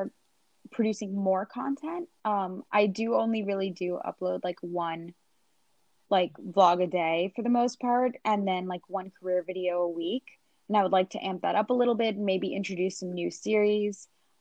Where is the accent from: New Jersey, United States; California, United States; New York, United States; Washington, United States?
New York, United States; Long Island; also born or lived in Queens, New York; I was born in Queens and like my parents were pushed out because the cost of living just became too crazy in Queens due to issues like gentrification. So I moved to Long Island and I grew up in a pretty like poor minority community